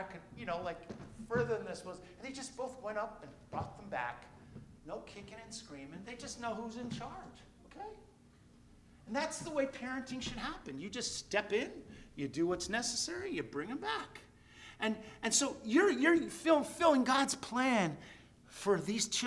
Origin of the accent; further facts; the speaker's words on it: New Jersey, United States; now in Queensbury, United States; I was raised in New Jersey